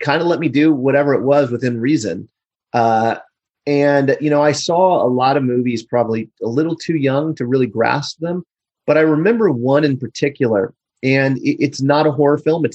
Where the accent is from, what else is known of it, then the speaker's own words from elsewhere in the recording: Overland Park, Kansas, United States; moved away; also born or lived in Los Angeles; I was born and raised in Kansas